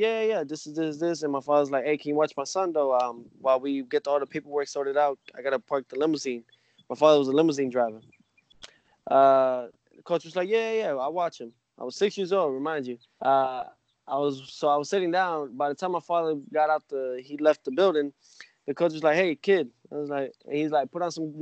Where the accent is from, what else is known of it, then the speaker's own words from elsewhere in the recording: New York City, New York, United States; My father raised me like that in New York. You know, I was born in New York